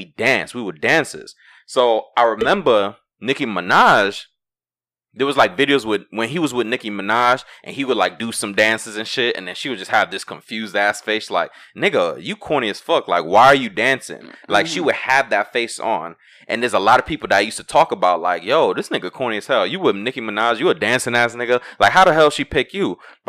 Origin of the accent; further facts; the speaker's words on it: Brooklyn, New York, United States; I'm from New York, Brooklyn. Right. You know, we grew up in that age of flex. So I think it was like every Friday we had Flex in Brooklyn.